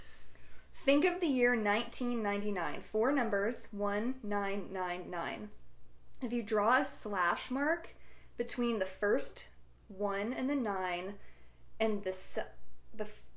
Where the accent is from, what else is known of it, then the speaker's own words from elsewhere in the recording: Des Moines, Iowa, United States; moved away as an adult; now in Dallas, United States; I'm originally from Des Moines, Iowa